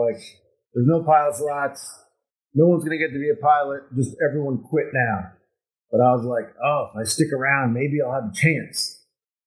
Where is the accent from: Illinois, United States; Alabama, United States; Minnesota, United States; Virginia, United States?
Virginia, United States; Northern; I grew up in Northern Virginia.